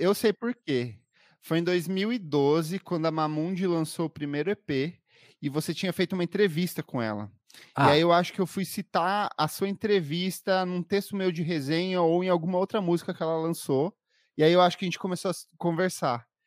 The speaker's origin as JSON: {"language": "Portuguese", "region": "Paraná", "country": "Brazil", "moved": "as an adult", "lives_now": "São Paulo, Brazil", "said": "eu sou paranaense, mas vivo aqui em São Paulo há nove anos."}